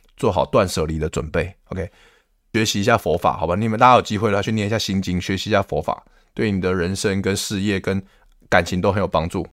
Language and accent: Chinese; Taiwan; 我们台湾人